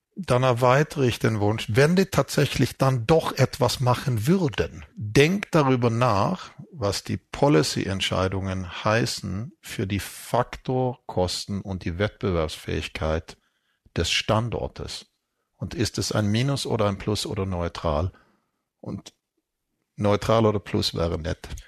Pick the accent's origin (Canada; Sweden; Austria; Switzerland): Sweden; moved away; ich bin in Schweden aufgewachsen